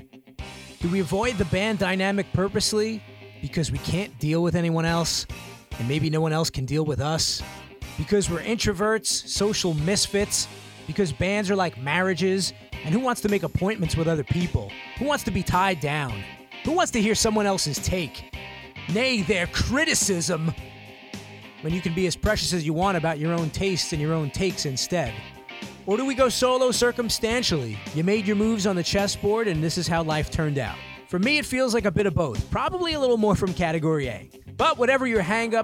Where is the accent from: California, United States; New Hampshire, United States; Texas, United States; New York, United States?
New York, United States; New York City; from my hometown of Brooklyn